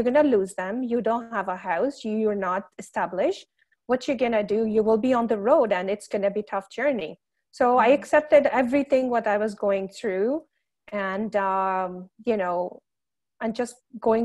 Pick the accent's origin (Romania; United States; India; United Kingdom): India; moved away as an adult; now in Canada; I came from India 15 years ago as a student